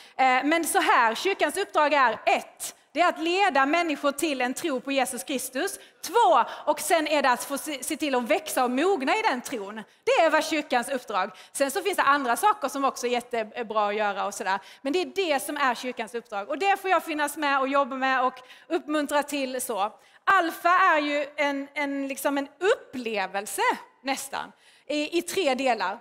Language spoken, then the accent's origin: Swedish; Skåne, Sweden; accent: Scanian; jag är ju skåning, hör ni ju